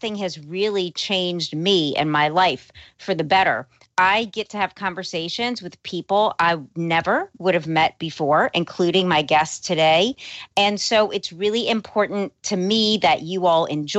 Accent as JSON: {"language": "English", "town": "New Orleans", "region": "Louisiana", "country": "United States", "tie": "born or raised there", "also_born_or_lived": "Los Angeles", "said": "I was born and raised in New Orleans"}